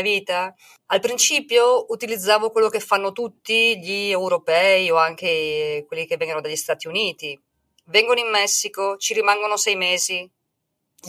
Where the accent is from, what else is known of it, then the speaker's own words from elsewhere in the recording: Italy; moved away as an adult; now in Mexico; sono italiana